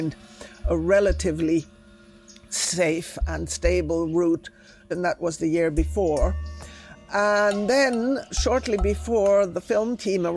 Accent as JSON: {"language": "English", "region": "Galápagos", "country": "Ecuador", "tie": "born or raised there", "said": "I grew up in the Galapagos Islands. I arrived in Galapagos on the day of my second birthday."}